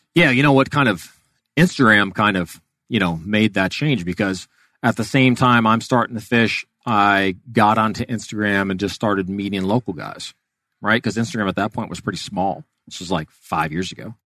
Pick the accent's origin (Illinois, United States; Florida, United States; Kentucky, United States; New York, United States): Florida, United States; Miami; I was born and raised in Miami, um, and was down there all the way through high school